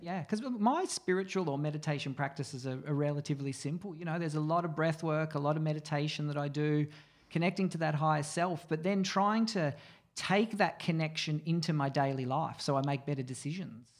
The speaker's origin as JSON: {"language": "English", "area": "Mornington Peninsula", "region": "Victoria", "country": "Australia", "tie": "born or raised there", "said": "I grew up on the Mornington Peninsula"}